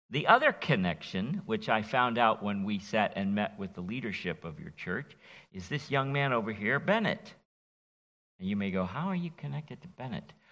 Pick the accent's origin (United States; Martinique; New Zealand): Martinique; born there; also born or lived in France; from Martinique, where I was born in the West Indies as a child of, an, of uh, parents who were missionaries. And then I've been infected by the French for 20 years.